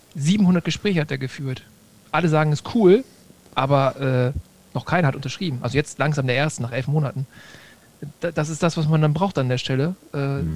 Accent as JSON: {"language": "German", "country": "Germany", "said": "ich als Deutscher"}